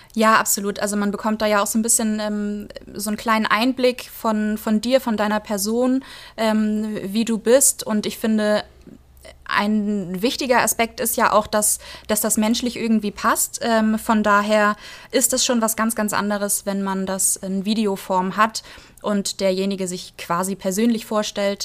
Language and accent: German; Flensburg, Schleswig-Holstein, Germany; Ich komme tatsächlich aus Flensburg